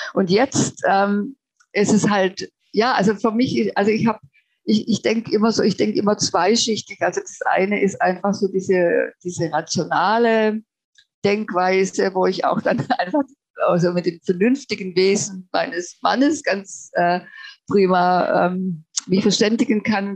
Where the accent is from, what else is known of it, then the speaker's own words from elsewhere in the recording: Germany; also born or lived in Baden-Württemberg; now in Finland; den tragen wir als Deutsche einfach mit uns